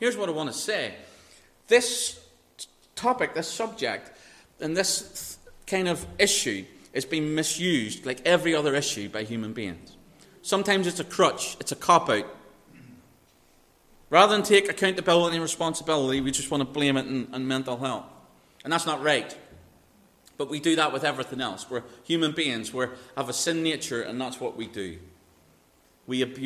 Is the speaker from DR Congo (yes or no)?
no; Northern Ireland, United Kingdom; I was raised in Northern Ireland.